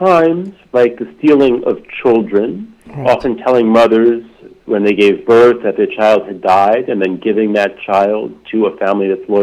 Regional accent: United States; I'm from the United States, and really my education here

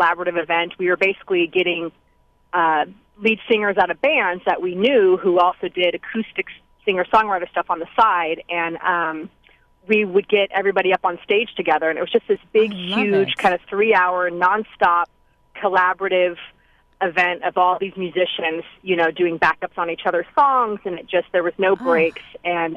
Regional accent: Oakland, California, United States; Oakland, which, like I said, is my hometown

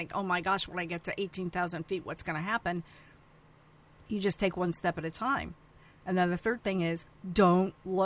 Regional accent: North Syracuse, New York, United States; moved away; I grew up in North Syracuse, New York.

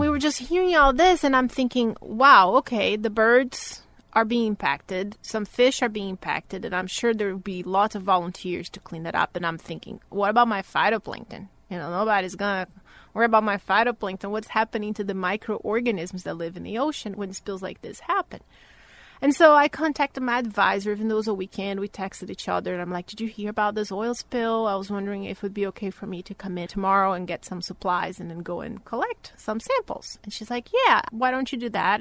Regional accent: Bahia, Brazil; moved away as an adult; So I'm originally from Brazil, born and raised in the northeast of Brazil, in a state called Bahia

